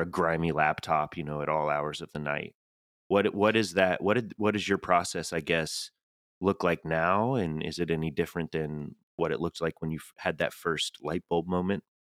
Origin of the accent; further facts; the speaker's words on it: Tennessee, United States; accent: Tennessee; moved away; I'm from the Southeast, and Julie always rolls her eyes when I change that "ah" to an epsilon